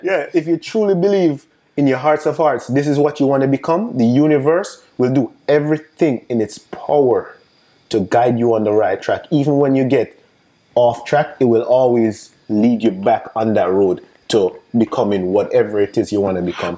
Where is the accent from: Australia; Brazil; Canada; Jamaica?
Jamaica; accent: Jamaican; also born or lived in New York State; now in United States; I'm, I'm Jamaican, if you guys don't realize mm-hmm. by the accent. Um, so coming from Jamaica